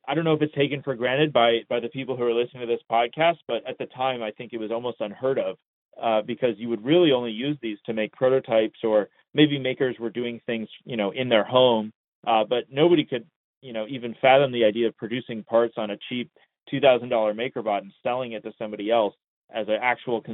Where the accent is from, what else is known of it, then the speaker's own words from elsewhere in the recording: Long Beach, California, United States; I was born in Long Beach, California in the 90s